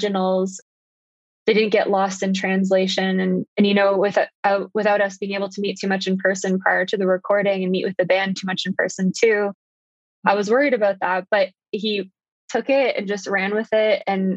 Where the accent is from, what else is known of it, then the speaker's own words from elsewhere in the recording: Ontario, Canada; I grew up in Ontario